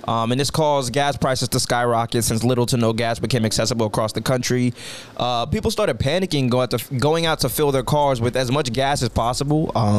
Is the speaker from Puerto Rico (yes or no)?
yes; Puerto Rico; born there; I was born black and in Puerto Rican.